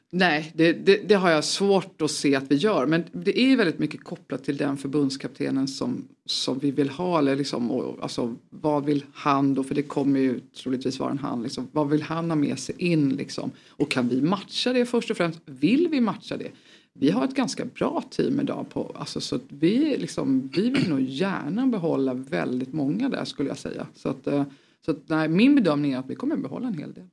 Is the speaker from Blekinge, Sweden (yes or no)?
no; Tvärskog, Kalmar County, Sweden; also born or lived in Upplands Väsby; now in Stockholm, Sweden; jag kom ju från, eh, från Kalmar, utanför mm. Kalmar, en förskog